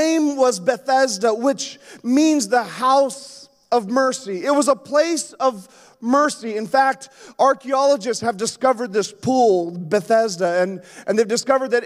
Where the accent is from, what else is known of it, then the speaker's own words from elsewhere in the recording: Yukon, Canada; moved away; also born or lived in Alaska; I grew up in the Yukon